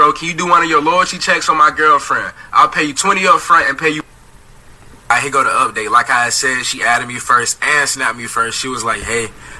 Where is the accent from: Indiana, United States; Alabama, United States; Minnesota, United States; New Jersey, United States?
Alabama, United States; I was like, I'm from Alabama.